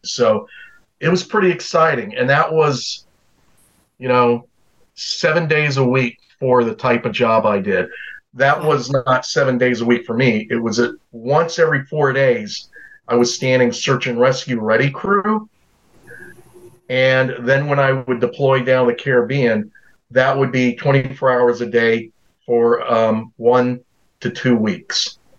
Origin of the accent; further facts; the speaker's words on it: Fayetteville, North Carolina, United States; also born or lived in Germany; I grew up in Fayetteville, North Carolina. So I was born in Germany